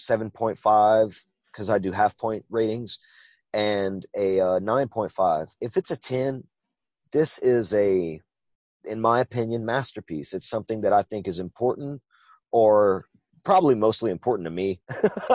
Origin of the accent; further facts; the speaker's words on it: Louisiana, United States; accent: Cajun; I'm from Louisiana